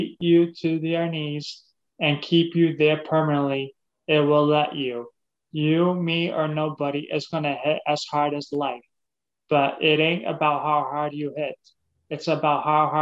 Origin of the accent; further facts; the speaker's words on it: Massachusetts, United States; now in Florida, United States; I'm originally from Massachusetts